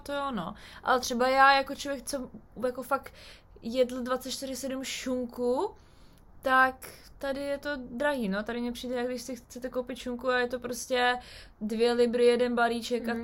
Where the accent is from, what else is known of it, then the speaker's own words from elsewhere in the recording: Czechia; now in United Kingdom; u nás v Čechách